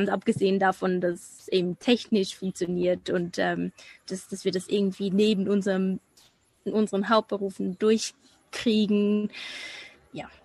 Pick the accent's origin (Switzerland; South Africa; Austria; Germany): Switzerland; first language Swiss German; Deutsch ist nicht meine Muttersprache. Also Schweizerdeutsch ist ja ein bisschen anders und für mich ist es tatsächlich das, womit ich am meisten Mühe habe.